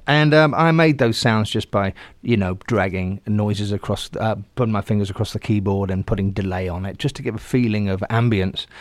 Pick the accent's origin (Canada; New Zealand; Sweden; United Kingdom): United Kingdom; Southampton, South East England; my hometown is Southampton